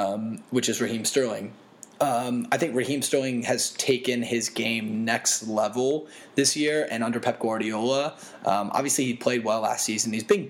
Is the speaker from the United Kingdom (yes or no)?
yes; England, United Kingdom; Yeah, I am English.